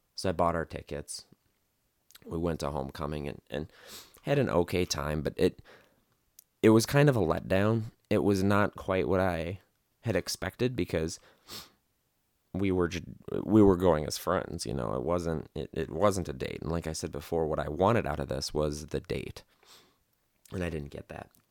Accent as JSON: {"language": "English", "region": "Midwest", "country": "United States", "tie": "born or raised there", "moved": "as an adult", "lives_now": "Las Vegas, United States", "said": "I was born and raised in the Midwest"}